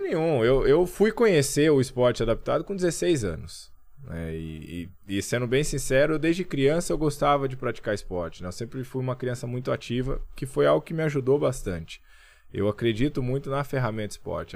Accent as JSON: {"language": "Portuguese", "town": "Camanducaia", "region": "Minas Gerais", "country": "Brazil", "tie": "born or raised there", "said": "eu cresci em Camanducaia"}